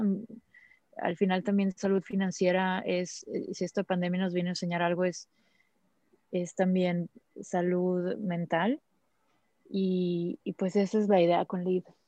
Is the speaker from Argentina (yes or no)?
no; Mexico